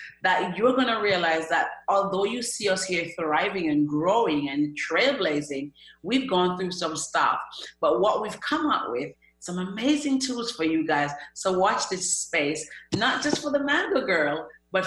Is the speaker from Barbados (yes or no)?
no; Jamaica; now in United Kingdom; I'm from Jamaica, a very little island